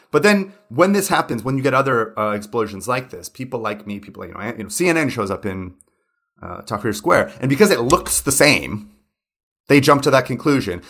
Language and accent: English; United States; moved away; also born or lived in São Paulo; an American who grew up in the nineties